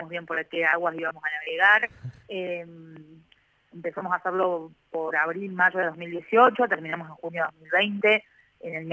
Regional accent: Córdoba, Argentina; now in Mar del Plata, Argentina; Sí, sí, soy cordobesa, eh, soy

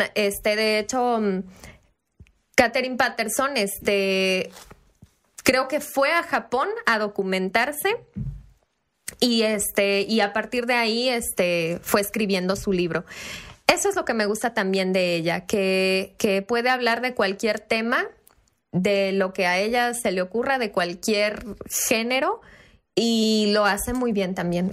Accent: Chiapas, Mexico; moved away; mi casa de, Chiapas, porque soy de Chiapas

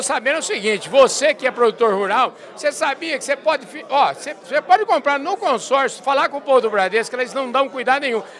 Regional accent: Porangaba, São Paulo, Brazil; João Cariello, que é um conterrâneo meu, porque eu sou de Porangaba

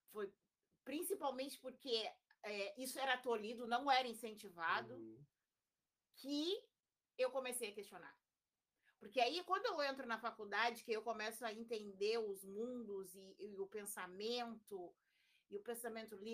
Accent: Rio Grande, Rio Grande do Sul, Brazil; now in Porto Alegre, Brazil; Aí eu vim embora para Porto Alegre, né? vim de Rio Grande para Porto Alegre.

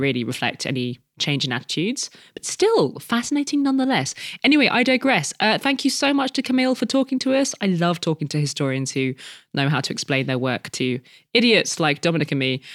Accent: France; my home country of France

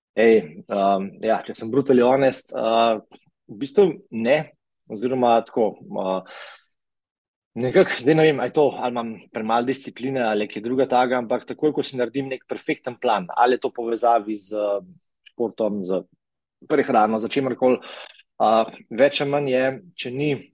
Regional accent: Tržič, Upper Carniola, Slovenia; jaz sem iz Tržiča

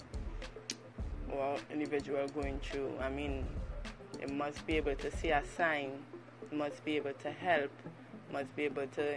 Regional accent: Trinidad & Tobago; in Trinidad and Tobago we have a saying

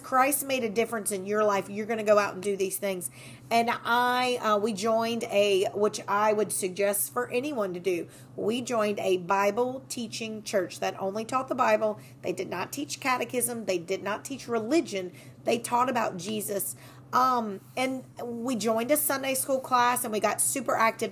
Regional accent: Walker, Louisiana, United States; also born or lived in Baton Rouge, Louisiana; I am born and raised in Livingston Parish

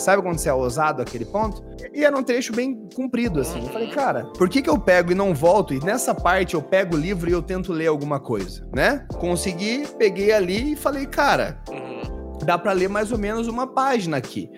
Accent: Brazil; also born or lived in Germany; eu sou brasileiro

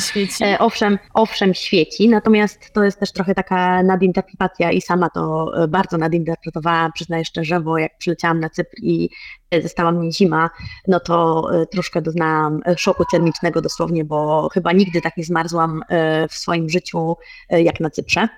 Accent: Poland; now in Cyprus; jestem z Polski

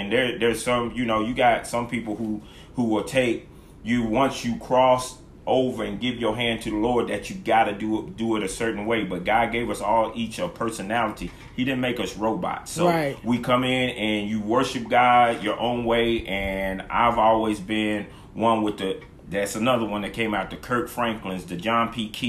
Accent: Killeen, Texas, United States; raised in a church, so I would walk to Sunday school. Mm-hmm. It was a couple of blocks from my house. I was raised in Killeen.

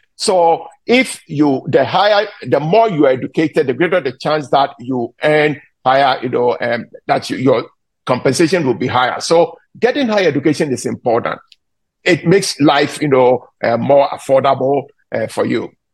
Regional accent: Ghana; moved away as an adult; now in United States; I was born in Ghana. I came to the US after I got my baccalaureate degree in Ghana to do my graduate studies

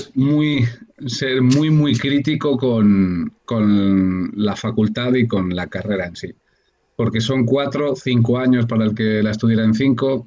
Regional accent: Valladolid, Castile and León, Spain; moved away as an adult; now in Madrid, Spain; allí en Valladolid, que es de donde yo soy

